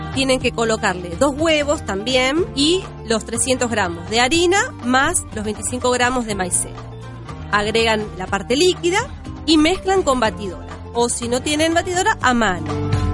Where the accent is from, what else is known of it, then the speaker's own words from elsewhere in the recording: La Reja, Buenos Aires Province, Argentina; soy del barrio de La Reja